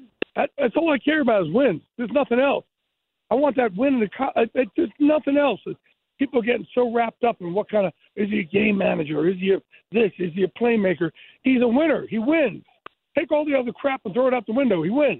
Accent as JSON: {"language": "English", "region": "New Jersey", "country": "United States", "tie": "born or raised there", "said": "Guys, when you're growing up on the Jersey Shore and you're put on the short bus and told that you have a learning disability, it is not good."}